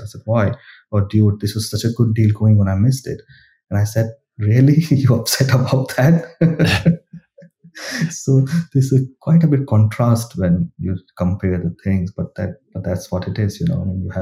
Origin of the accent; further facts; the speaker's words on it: India; moved away as an adult; So I grew up in India. My early education, my school, university, colleges all come from India.